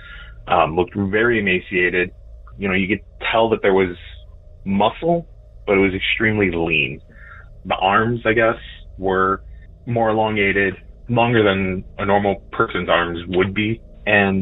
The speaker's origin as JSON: {"language": "English", "area": "Chicagoland", "region": "northwest suburbs of Illinois", "country": "United States", "said": "I am from Chicagoland, northwest suburbs of Illinois"}